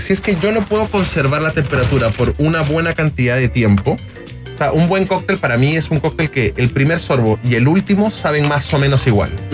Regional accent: Lima, Peru; moved away as an adult; nacido y criado durante 18 años en Lima, en Perú

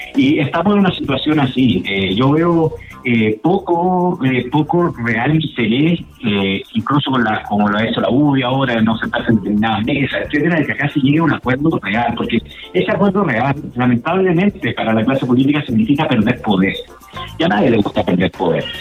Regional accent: Chile; Nosotros somos parte de Latinoamérica

